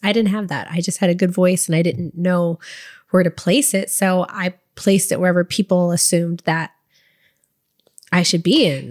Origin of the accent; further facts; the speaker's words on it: Waco, Texas, United States; moved away as an adult; also born or lived in Dallas-Fort Worth area, Texas / Los Angeles / Nashville; grew up in Waco, Texas, and, like, the Dallas, Fort Worth area.